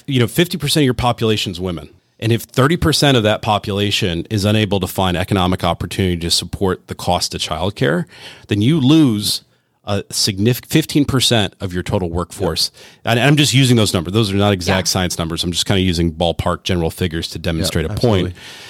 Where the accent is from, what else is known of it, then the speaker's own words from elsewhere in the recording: Rust Belt, United States; I'm from the Rust Belt. My family came here as immigrants, worked in the steel mills and, you know, in Cleveland and didn't speak English and had to work.